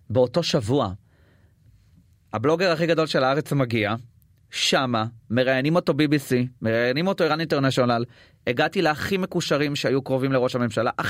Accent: Israel; אני בא מישראל

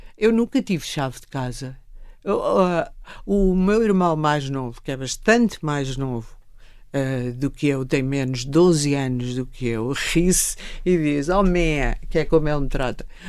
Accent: Torres Vedras, Lisbon, Portugal; also born or lived in Cadaval; eu vinha de Torres Vedras, eu estava nas freiras

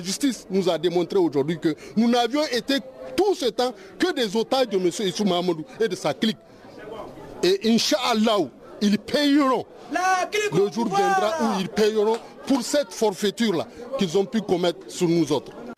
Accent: Niger

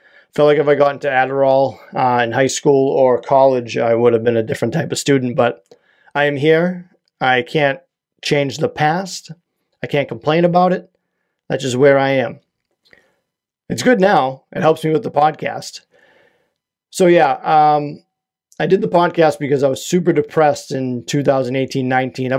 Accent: Quincy, Massachusetts, United States; now in Whitman, United States; I hail from Whitman, Massachusetts, originally from Quincy, Massachusetts.

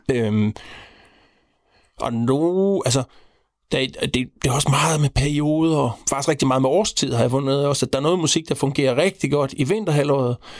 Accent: Central Denmark Region, Denmark; jeg er vokset op øh, ude på landet, imellem Horsens Jules Minde.

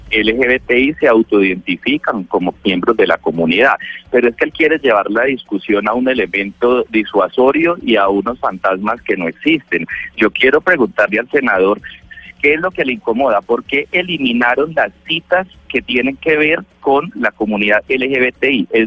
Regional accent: Colombia; que aquí estamos hablando simplemente de equidad y de acceso a igualdad de oportunidades como colombianos.

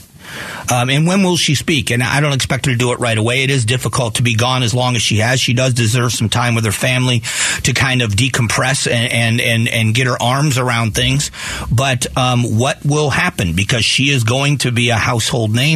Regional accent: United States; As an American

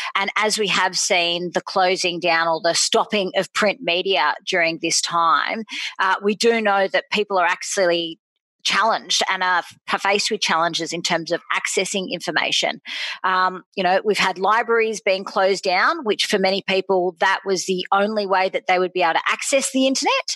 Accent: Sydney, New South Wales, Australia; also born or lived in Randwick / Bondi; I'm born and bred in Bronte

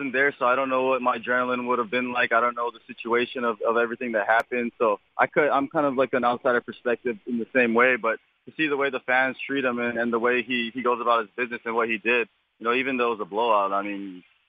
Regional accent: Hawaii, United States; I'm from Hawaii, so that's actually it's often.

